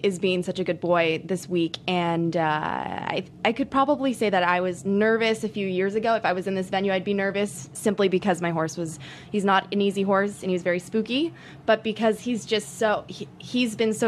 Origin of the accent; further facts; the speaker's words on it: Houston, Texas, United States; I'm from Region 9 from Houston, Texas